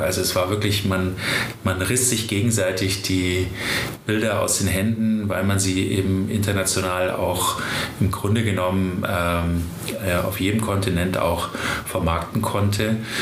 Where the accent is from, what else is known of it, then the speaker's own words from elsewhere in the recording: Germany; bei uns in Deutschland